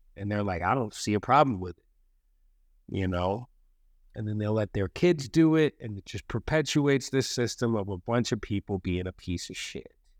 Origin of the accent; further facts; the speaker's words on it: East Coast, United States; I'm an East Coast boy